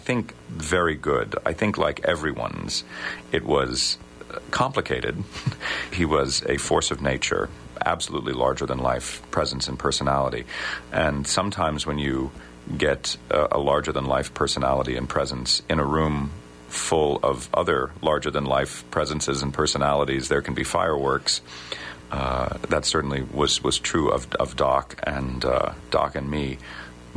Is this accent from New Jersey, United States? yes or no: no; Cleveland, Ohio, United States; I grew up in Cleveland, Ohio